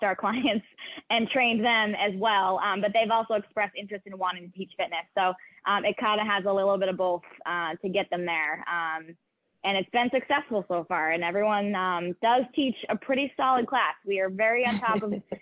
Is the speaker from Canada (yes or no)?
no; Beverly, Massachusetts, United States; I'm actually from the Beverly area, growing up